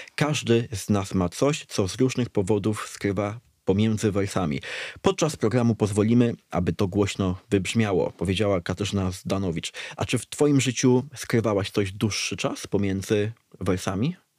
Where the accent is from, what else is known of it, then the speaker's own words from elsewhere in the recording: Dębica, Subcarpathian Voivodeship, Poland; moved away; Ja pochodzę z Dębicy, która jest no, miastem powiatowym